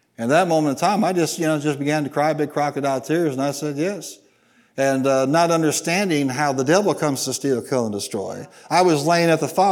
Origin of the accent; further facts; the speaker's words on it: Midwest, United States; I was from the Midwest